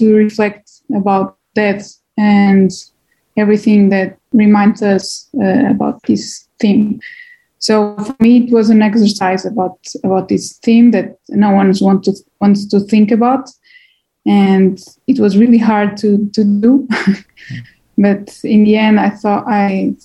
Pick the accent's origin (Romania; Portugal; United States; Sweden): Portugal; moved away; I'm from Portugal